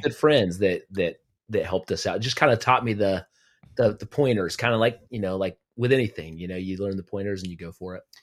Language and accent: English; Aztec, New Mexico, United States; moved away as an adult; now in Kansas City, United States; I grew up in Aztec, New Mexico, my little hometown, uh, all of my life.